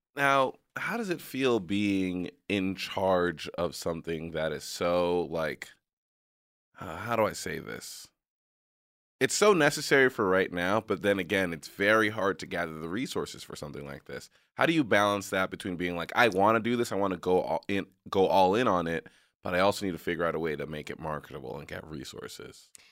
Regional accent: New York, United States; moved away; also born or lived in area on the border of Mexico; I'm from New York

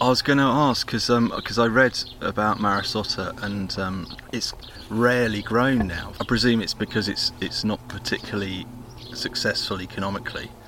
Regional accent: Hampshire, South East England, United Kingdom; when I was a kid growing up in Hampshire

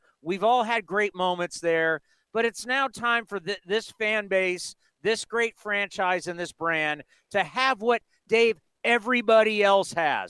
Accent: San Diego, California, United States; moved away as an adult; also born or lived in San Jose; I grew up in San Diego. We came here to go to school. We fell in love with the place. We've raised our families here. This is home for us.

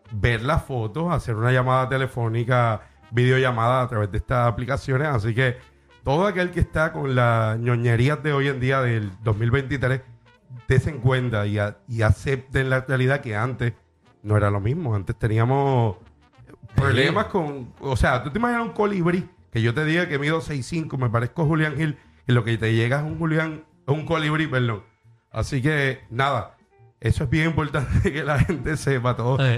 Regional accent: Bayamón, Puerto Rico; de Bayamón, vaquero.

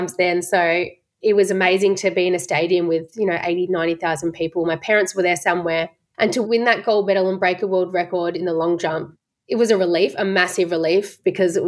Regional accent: Geelong, Victoria, Australia; moved away as an adult; also born or lived in Melbourne; I moved away from my family from Geelong up to Melbourne

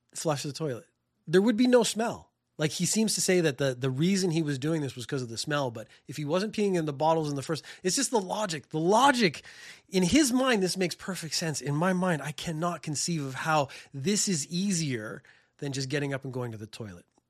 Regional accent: Canada; now in Japan; I'm from Canada

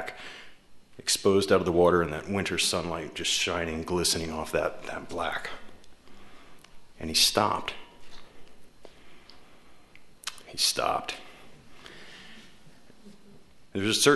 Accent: Tacoma, Washington, United States; my hometown, Tacoma

